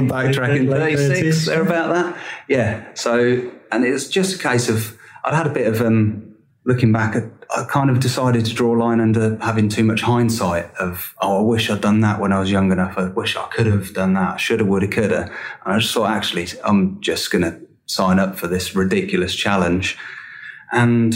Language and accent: English; Peterborough, East of England, United Kingdom; I'm from Peterborough